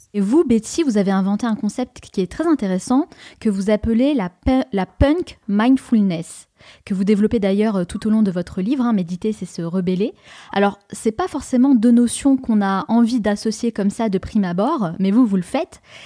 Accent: France; en tant que Français

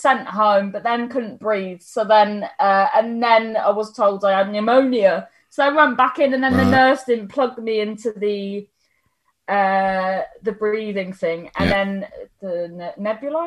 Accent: Cornwall, South West England, United Kingdom; also born or lived in London; Raised in the Cornwall

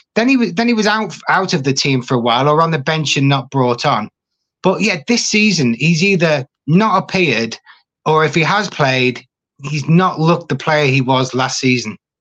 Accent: Liverpool, North West England, United Kingdom; accent: Scouse; moved away; also born or lived in Yorkshire; I'm a Scouser

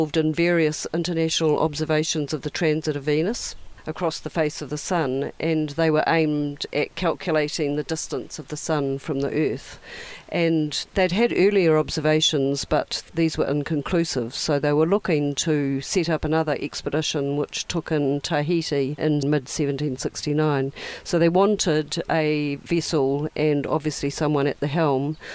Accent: Auckland, New Zealand; I grew up in Devonport in Auckland, on the north shore of Auckland

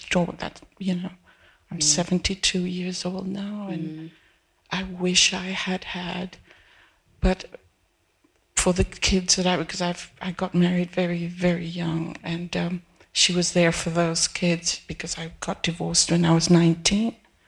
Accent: Peru; I come from South America. I was born in Peru.

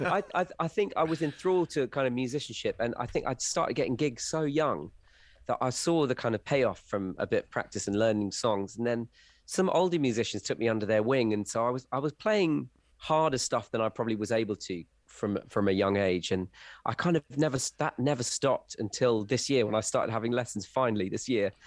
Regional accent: rural Wiltshire, South West England, United Kingdom; also born or lived in Essex; I grew up in rural Wiltshire

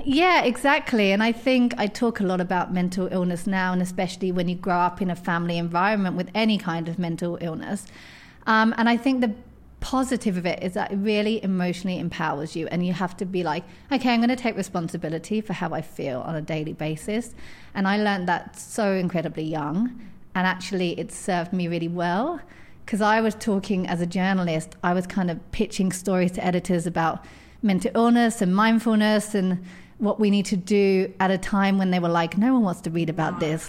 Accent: edge of London, United Kingdom; I grew up in, um, on the edge of London, as you can tell from my accent.

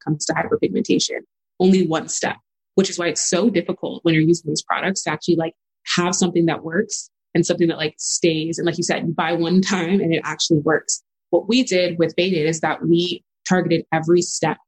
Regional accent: El Paso, Texas, United States; I grew up in El Paso, Texas. So that's west side of Texas. I'm a first-gen Nigerian daughter of immigrants, born and raised there

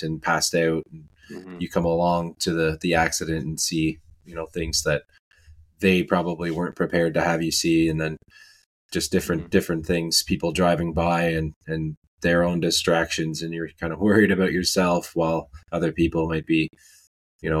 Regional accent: Canada; I'm from Canada

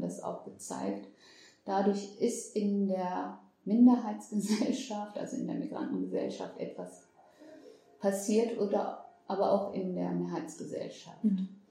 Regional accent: Germany; ich bin mit meinen sechs Jahren mhm. nach Deutschland gezogen

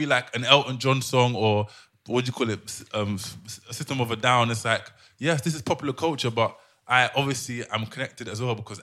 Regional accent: London, United Kingdom; now in Amsterdam, Netherlands

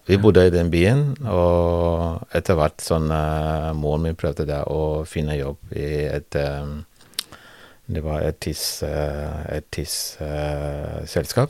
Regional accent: Liberia; Norwegian is a second language; now in Norway; jeg kom eh, født og oppvokst i Liberia

